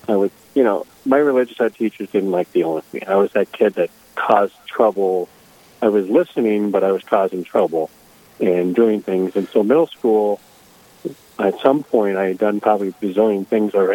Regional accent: Minneapolis, Minnesota, United States; now in International Falls, United States; I grew up in Minneapolis

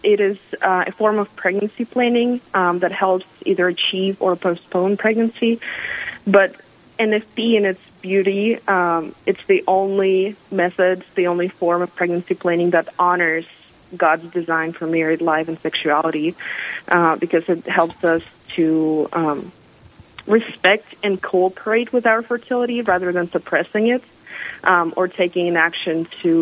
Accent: Russia; moved away as an adult; now in South Dakota, United States; I'm originally from Russia, but in August will be 10 years since I moved to America.

